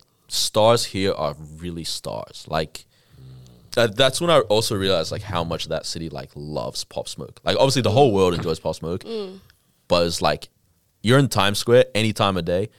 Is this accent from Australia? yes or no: yes; Australia